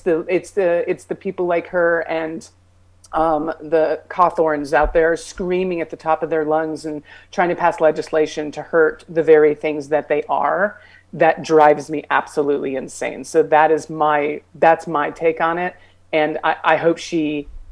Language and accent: English; New Mexico, United States; I'm from New Mexico